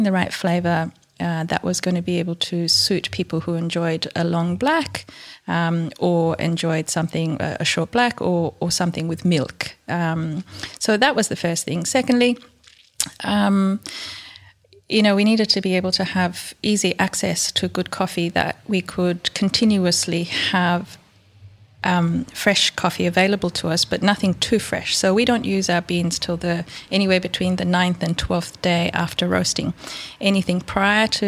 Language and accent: English; Ethiopia; also born or lived in India; now in Launceston, Australia; I was born and grew up in Ethiopia